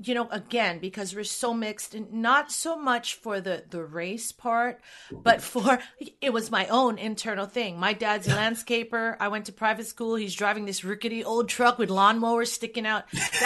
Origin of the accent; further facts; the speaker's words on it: Hawaii, United States; moved away; I grew up in Hawaii